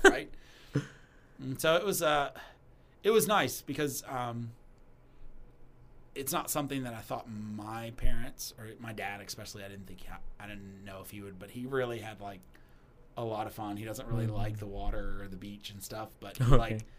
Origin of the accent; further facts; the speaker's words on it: Kentucky, United States; moved away as an adult; growing up in Kentucky, there's a lot of places in Kentucky I've never been. And I lived there for 22 years